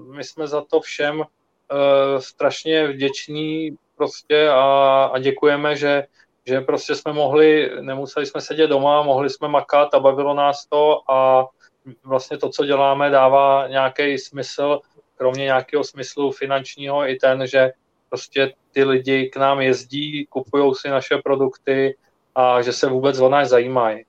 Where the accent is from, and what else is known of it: Czechia